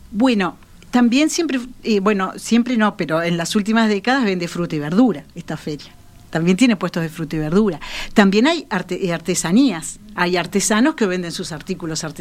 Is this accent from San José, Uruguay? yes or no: yes; San José, Uruguay; now in Montevideo, Uruguay; llegué a Montevideo, este, mi hermana me compró un pescadito en la feria de Tristán Narvaja cuando vine de San José.